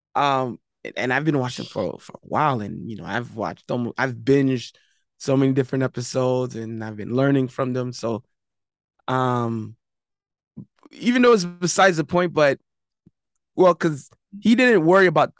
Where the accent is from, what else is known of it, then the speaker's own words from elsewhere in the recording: Miami, Florida, United States; I'm from Miami, Florida